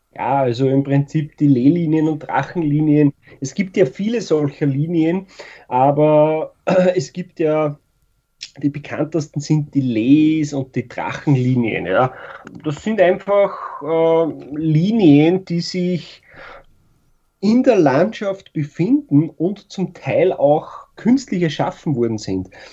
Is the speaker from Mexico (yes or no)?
no; Austria; Bei uns in Österreich